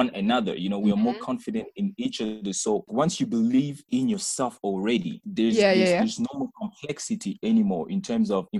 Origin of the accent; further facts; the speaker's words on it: South Africa; also born or lived in Democratic Republic of the Congo; I came here in South Africa at the age of 9, 10, if I'm not mistaken, somewhere there. And I've grown up here